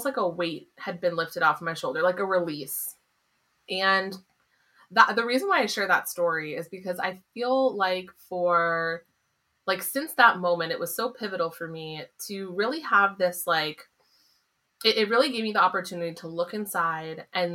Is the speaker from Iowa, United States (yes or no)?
no; San Diego, California, United States; moved away as an adult; now in Boston area, United States; I grew up in California